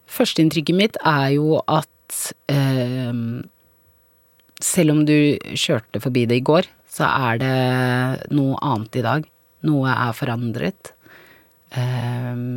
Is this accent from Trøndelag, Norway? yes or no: no; Vormsund, Akershus, Norway; also born or lived in Grünerløkka, Oslo; jeg vokste opp på, um, på Grünerløkka fra jeg var to måneder til jeg gikk i andre klasse på barneskolen. Og så eh, bodde vi i leilighet, og så var vi en familie på fem, så vi flytta til Vormsund med stor hage